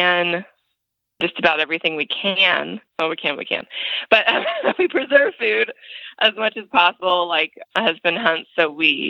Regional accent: Los Angeles, California, United States; moved away as an adult; now in Indiana, United States; I'm actually from Los Angeles and grew up there until I was 26. So I'm a city girl, born and raised

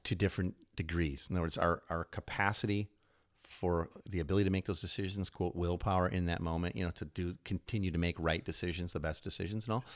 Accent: Chicago, Illinois, United States; moved away; also born or lived in New York; I grew up in Chicago

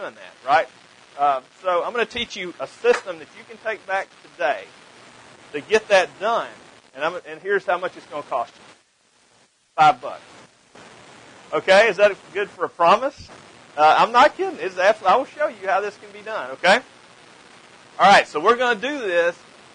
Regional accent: the South, United States; accent: Southern; also born or lived in Mississippi; You can probably tell by my accent that I'm definitely from the South

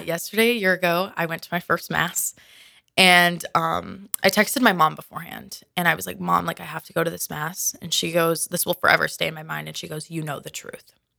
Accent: Minnesota, United States; moved away as an adult; I'm originally from Minnesota

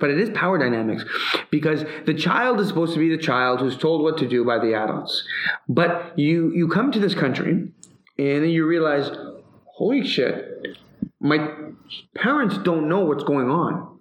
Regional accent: Canada; I'm Canadian.

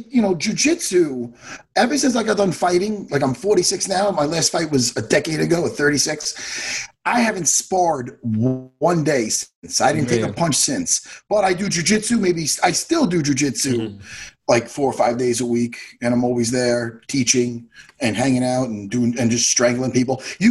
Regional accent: Long Island, New York, United States; I'm in Long Island, New York, and I used to travel 2 days a week into Manhattan.

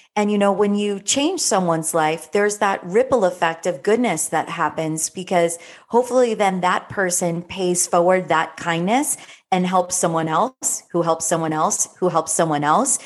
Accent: South Florida, United States; growing up in South Florida as a teenager

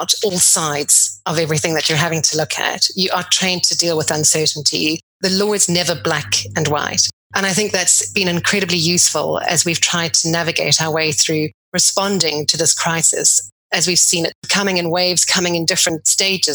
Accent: South Africa; moved away as an adult; also born or lived in Cape Town, South Africa; now in London, United Kingdom; before coming to London, I grew up in South Africa

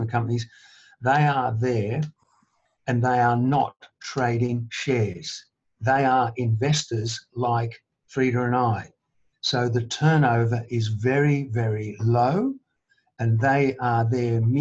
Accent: Melbourne, Victoria, Australia; I was one of four children born and raised in Melbourne.

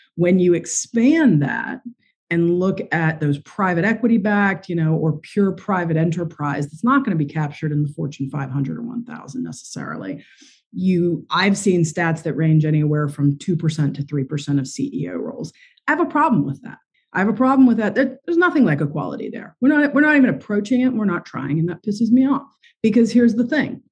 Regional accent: West Virginia, United States; moved away; I grew up in West Virginia

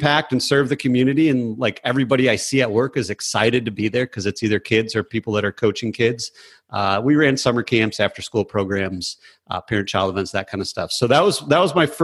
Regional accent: just south of Flint, Michigan, United States; moved away as an adult; also born or lived in Detroit, Michigan / Chicago, Illinois; now in Raleigh, United States; I was born in Detroit, and then we moved up north just south of Flint. So I grew up just south of Flint, like 10 minutes from Flint

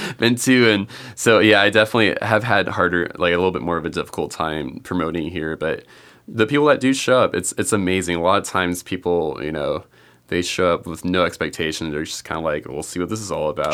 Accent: California, United States; I grew up in California

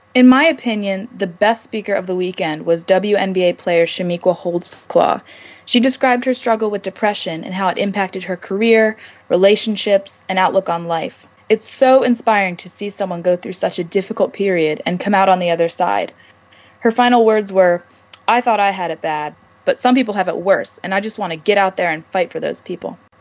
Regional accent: Annapolis, Maryland, United States; I'm from Annapolis, Maryland

